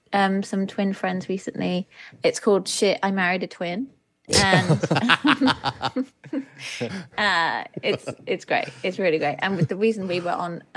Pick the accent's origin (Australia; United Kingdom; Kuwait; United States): United Kingdom; Midlands; also born or lived in Germany / London; now in Cornwall, United Kingdom; I was born in Germany, and then I was brought to the UK by my mum, who's British, and we moved to the Midlands